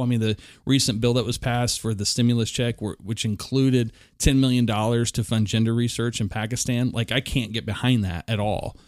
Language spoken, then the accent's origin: English; Oklahoma City, Oklahoma, United States; I was raised in South Oklahoma City